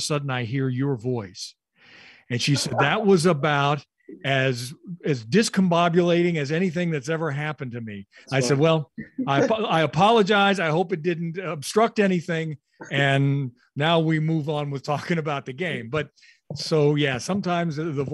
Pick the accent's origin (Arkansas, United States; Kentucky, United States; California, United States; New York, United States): Kentucky, United States; Louisville; where I grew up in Louisville, Kentucky